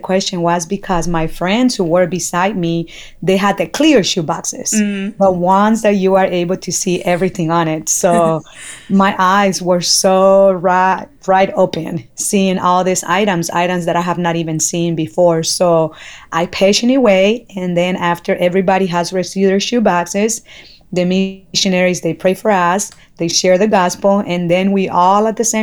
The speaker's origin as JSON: {"language": "English", "country": "Honduras", "tie": "born or raised there", "moved": "yes", "said": "I'm original from Honduras. And from the day that I was born till 16 years old, I grew up in 14 different orphanages"}